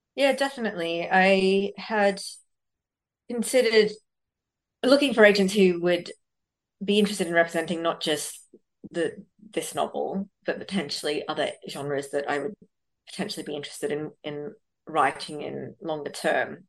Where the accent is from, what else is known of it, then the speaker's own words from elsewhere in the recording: Sydney, New South Wales, Australia; also born or lived in Bangalore, India; I grew up in Western Sydney